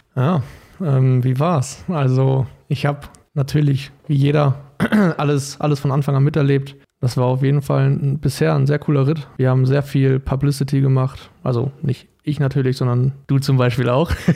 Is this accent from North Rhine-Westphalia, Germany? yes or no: yes; Paderborn, North Rhine-Westphalia, Germany; moved away as an adult; now in Darmstadt, Germany; bei mir in der Schule in Paderborn, also ich komme aus Paderborn